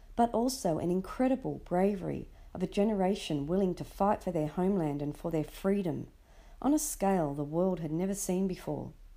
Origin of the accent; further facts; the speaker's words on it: Sydney, New South Wales, Australia; I was born and raised in Sydney, Australia